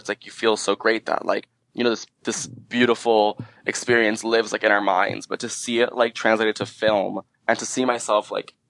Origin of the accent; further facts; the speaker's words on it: Miami, Florida, United States; we're from Miami, and we're from, Miami really is an extension of the Caribbean.